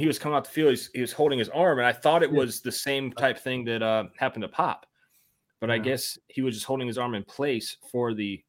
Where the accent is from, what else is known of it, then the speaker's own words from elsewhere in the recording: Monroe, Georgia, United States; I'm from Monroe.